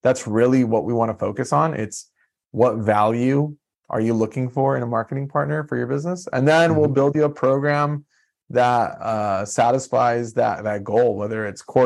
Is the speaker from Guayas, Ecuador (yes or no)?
yes; Guayaquil, Guayas, Ecuador; moved away; I was born in Guayaquil, so know a lot about Ecuador